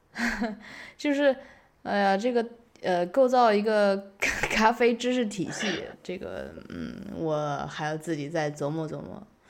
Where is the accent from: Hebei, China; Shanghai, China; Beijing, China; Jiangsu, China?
Jiangsu, China; Yangzhou; moved away; 我家乡啊，扬州比较像